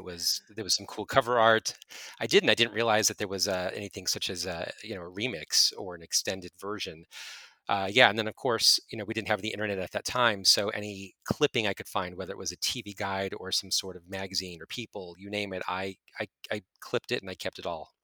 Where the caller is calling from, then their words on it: Santa Clarita, California, United States; I am calling from, uh, Santa Clarita, California.